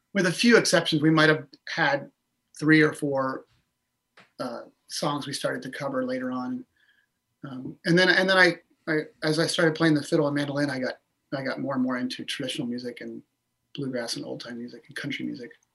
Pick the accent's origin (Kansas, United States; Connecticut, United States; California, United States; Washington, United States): Washington, United States; Orcas Island; I grew up on Orcas Island